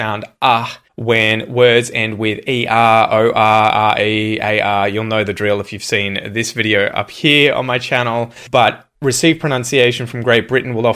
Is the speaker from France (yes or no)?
no; Australia